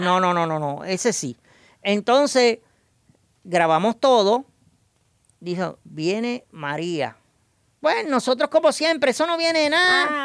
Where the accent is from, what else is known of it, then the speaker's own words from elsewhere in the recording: San Germán, Puerto Rico; Yo soy del área de San Germán y Guánica es mi pueblo vecino